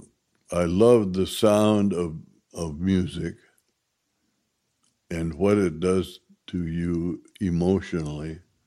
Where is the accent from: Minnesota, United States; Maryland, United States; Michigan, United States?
Minnesota, United States; Minneapolis